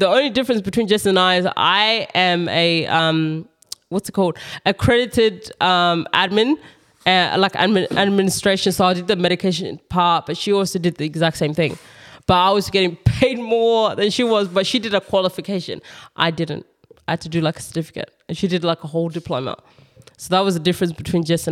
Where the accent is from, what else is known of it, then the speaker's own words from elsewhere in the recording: South Australia, Australia; also born or lived in Kenya; I'm coming from South Australia